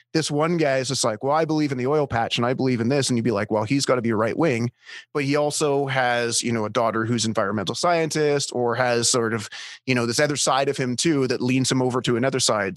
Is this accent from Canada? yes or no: yes; Canada; I'm Canadian.